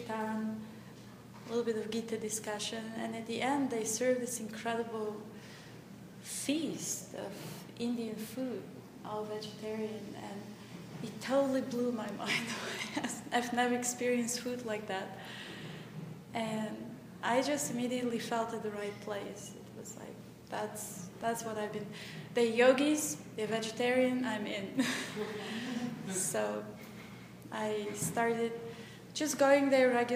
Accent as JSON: {"language": "English", "country": "Bulgaria", "moved": "yes", "said": "I'm from Bulgaria"}